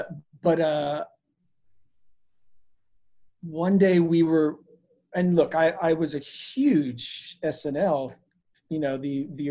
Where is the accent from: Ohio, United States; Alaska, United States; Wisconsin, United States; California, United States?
Ohio, United States; Canton; I'm from Canton, Ohio